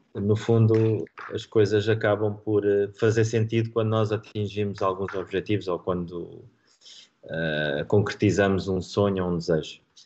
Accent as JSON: {"language": "Portuguese", "town": "Marinha Grande", "region": "Centro", "country": "Portugal", "tie": "born or raised there", "said": "Marinhense, que é eh, o clube da minha, da minha terra"}